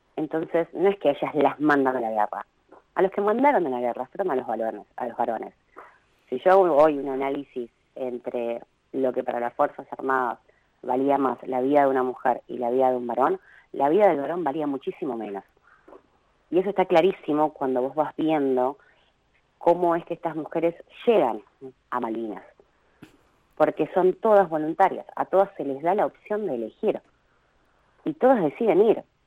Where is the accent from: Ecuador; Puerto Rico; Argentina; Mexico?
Argentina; Río Gallegos, Santa Cruz; yo nací en 1982 en Río Gallegos